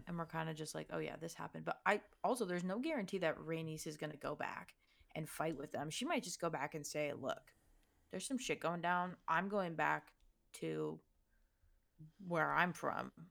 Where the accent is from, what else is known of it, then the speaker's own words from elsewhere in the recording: Toronto, Ontario, Canada; I'm from Toronto